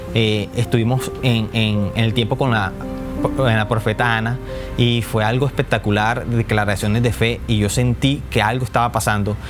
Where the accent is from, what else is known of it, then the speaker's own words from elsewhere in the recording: Barranquilla, Atlántico, Colombia; vengo de Barranquilla, Colombia.